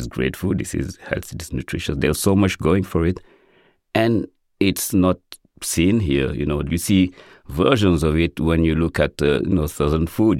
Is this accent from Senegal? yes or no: yes; Senegal; now in United States; growing up in Senegal, cooking was a gender based activity and boys weren't in the kitchen